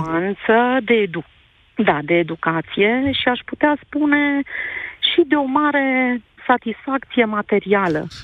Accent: Romania; moved away as an adult; also born or lived in Switzerland; sunt româncă

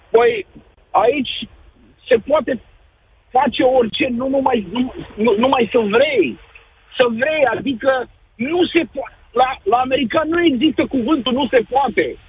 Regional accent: near Călimănești, Vâlcea County, Romania; now in Dallas, United States; Eu sunt de cu Vâlcea, de lângă Călimănești

